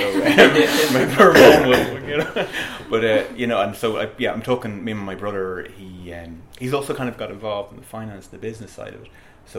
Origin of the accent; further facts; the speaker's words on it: Dublin, Leinster, Ireland; Dublin, born and bred, Dublin.